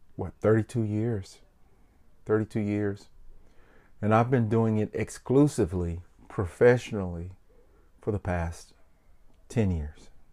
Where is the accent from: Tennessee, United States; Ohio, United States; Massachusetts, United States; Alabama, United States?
Tennessee, United States; Memphis; I'm an entertainer from Memphis, Tennessee